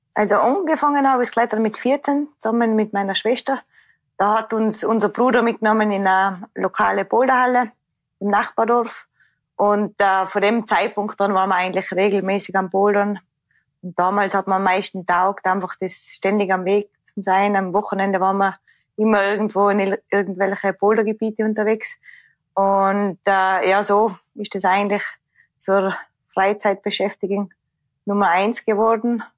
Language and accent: German; Tyrol, Austria; ich bin aus dem Tirol